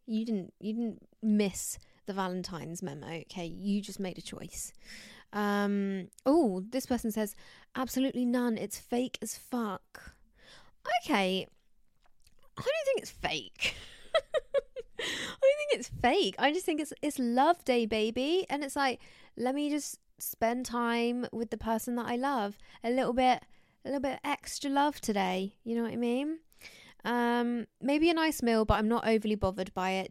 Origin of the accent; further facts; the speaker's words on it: United Kingdom; I'm British, but I'm a little bit Spanish somewhere